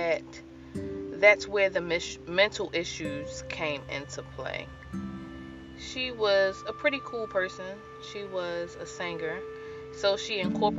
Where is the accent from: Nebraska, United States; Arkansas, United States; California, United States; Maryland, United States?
Maryland, United States; Baltimore; Growing up in Baltimore City was rough.